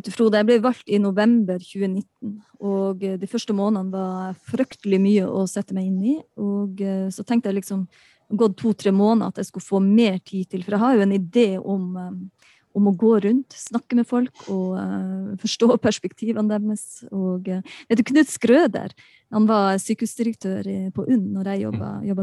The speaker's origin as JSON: {"language": "Norwegian", "town": "Balsfjord", "region": "Troms", "country": "Norway", "said": "jeg kommer fra Balsfjord, jeg kommer fra nord"}